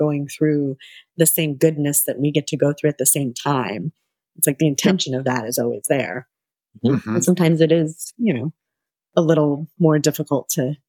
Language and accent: English; Indiana, United States; now in California, United States; I grew up in Indiana